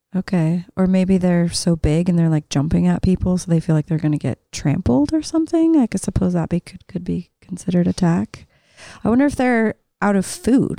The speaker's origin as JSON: {"language": "English", "town": "Salt Lake City", "region": "Utah", "country": "United States", "tie": "born or raised there", "said": "growing up in Salt Lake"}